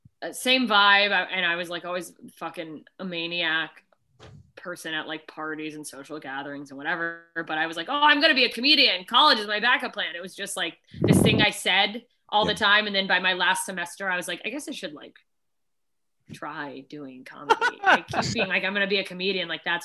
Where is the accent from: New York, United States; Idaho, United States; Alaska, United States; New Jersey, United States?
Alaska, United States; now in Los Angeles, United States; I remember that I grew up in Alaska, and if I never saw Snowflake again, I would be fine.